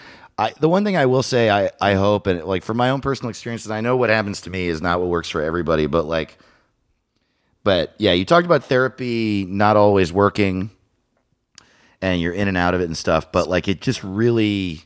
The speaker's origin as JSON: {"language": "English", "town": "Lake Tapawingo", "region": "Missouri", "country": "United States", "said": "I'm from Lake Tappawingo."}